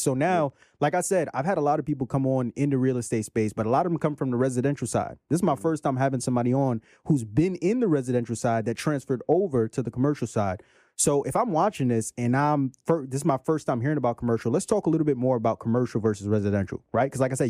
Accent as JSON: {"language": "English", "town": "Brooklyn", "region": "New York", "country": "United States", "said": "you from Brooklyn, I'm from Brooklyn, man."}